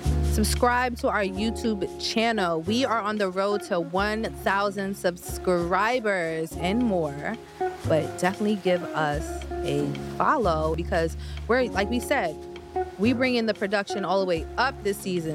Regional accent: New Britain, Connecticut, United States; now in New York, United States; so I'm from New Britain, Connecticut, which is about 2.5 hours from New York.

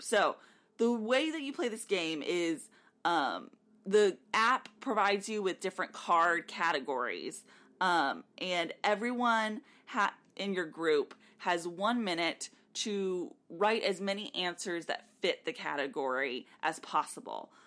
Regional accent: South Texas, United States; We grew up in South Texas.

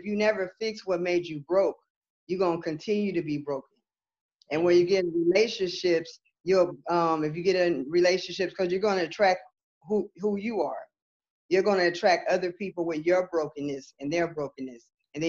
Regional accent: West Hollywood, California, United States; moved away as an adult; also born or lived in Santa Monica, California; now in Georgia, United States; I'm born and raised Southern California, Santa Monica, California. And I was raised in West Hollywood, California.

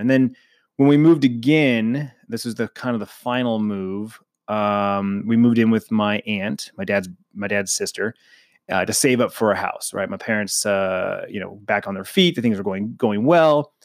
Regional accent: Phoenix, Arizona, United States; born and raised in Phoenix, Arizona. I'm a native, which is rare

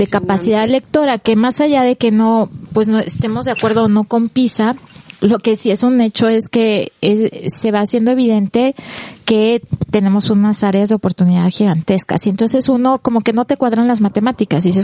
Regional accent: Mexico; somos tantos mexicanos que no importa si leemos, con que compremos el libro

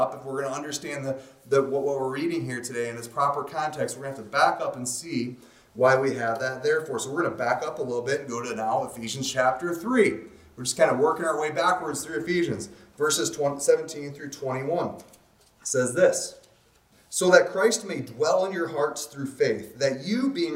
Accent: Alaska, United States; I'm from Alaska

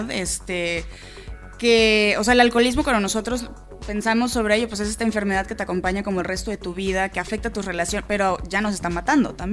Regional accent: Mexico City, Mexico; todos somos chilangos, todos estamos viviendo en esta ciudad.

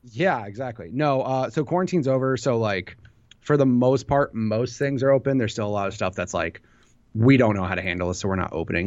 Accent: Illinois, United States; I'm from Illinois

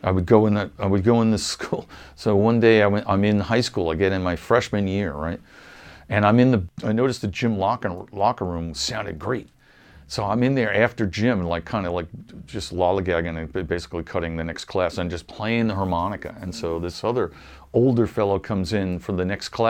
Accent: Wading River, New York, United States; also born or lived in Huntington, New York; I kind of grew up in a little town called Wading River

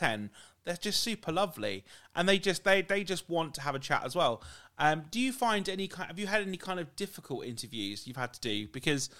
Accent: United Kingdom; how we talk as British people

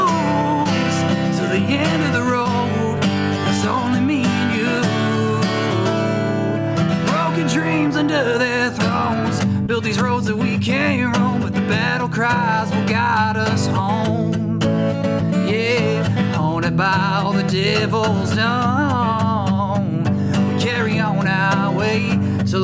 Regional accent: South Florida, United States; also born or lived in New York; now in California, United States; I was primarily raised in South Florida

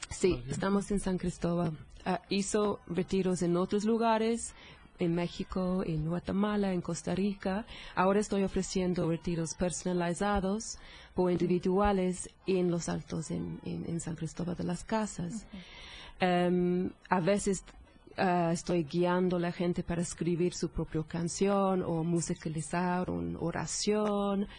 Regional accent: England, United Kingdom; Spanish is a second language; moved away; Soy, soy de Inglaterra, soy, soy inglesa

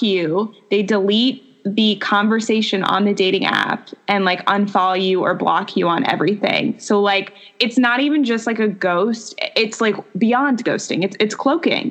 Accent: Long Island, New York, United States; moved away; I'm originally from New York, from Long Island

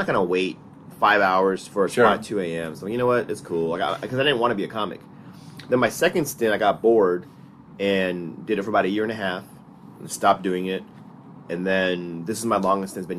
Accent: Los Angeles, California, United States; I was born in Los Angeles

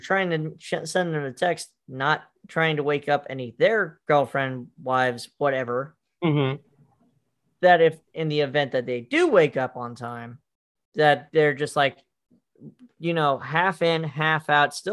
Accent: Montana, United States; Montana is about 5 years back usually from all the other

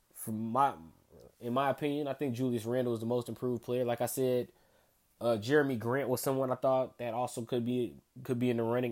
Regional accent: Chicago, Illinois, United States; coming to you from my hometown of Chicago, Illinois

